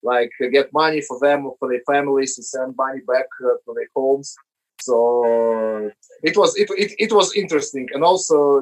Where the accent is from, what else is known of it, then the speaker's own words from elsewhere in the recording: Moscow, Russia; when we were growing up in Moscow in the 90s